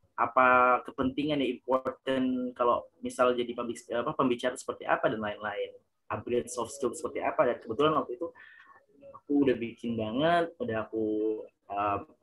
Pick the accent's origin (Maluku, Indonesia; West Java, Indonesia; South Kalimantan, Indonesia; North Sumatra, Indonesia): Maluku, Indonesia; Ambon; moved away as an adult; also born or lived in Yogyakarta; aku berasal dari kota Ambon, Provinsi Maluku